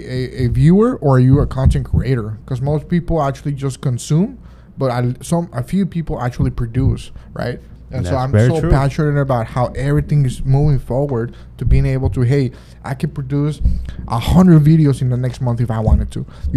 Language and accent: English; Monterrey, Nuevo León, Mexico; from my hometown, Monterrey